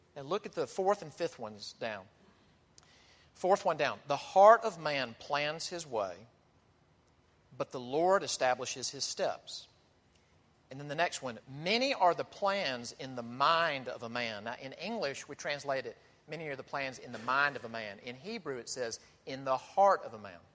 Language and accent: English; Mississippi, United States; I'm from Mississippi